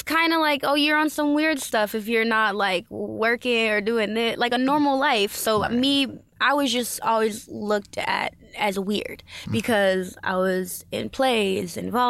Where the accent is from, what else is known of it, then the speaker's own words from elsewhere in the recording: Los Angeles, California, United States; Yes, and in LA. I'm mainly out